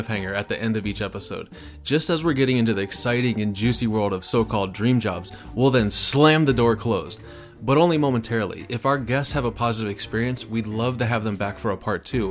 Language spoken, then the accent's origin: English; Erie, Pennsylvania, United States; moved away as an adult; also born or lived in Columbus, Ohio / California; I was born in Erie, Pennsylvania, graduated high school in 1998, went to art college in Columbus, Ohio